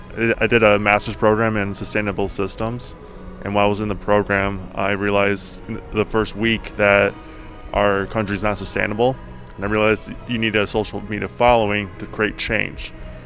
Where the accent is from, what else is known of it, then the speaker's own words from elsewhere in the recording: Rochester, New York, United States; I'm from Rochester